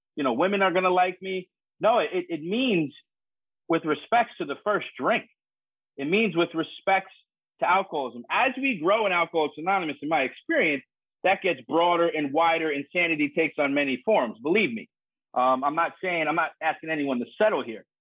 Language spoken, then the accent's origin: English; United States; also born or lived in New York City, New York / North Jersey, New Jersey; I grew up in New York City and North Jersey